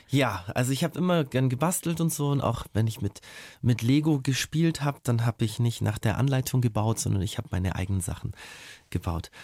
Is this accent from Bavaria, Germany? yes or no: no; Ulm, Baden-Württemberg, Germany; in Ulm, in meiner Heimatstadt